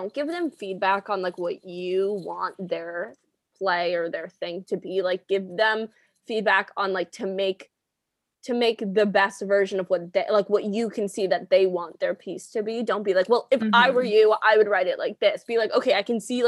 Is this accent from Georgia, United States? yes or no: no; Northern California, United States; I'm from Northern California, which is pretty woodsy, very redwood forest-esque